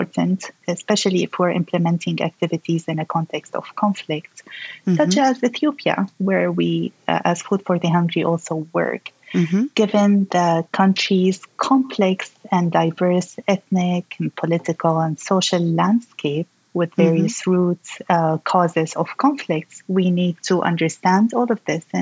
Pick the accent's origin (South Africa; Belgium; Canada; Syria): Syria; my home country, Syria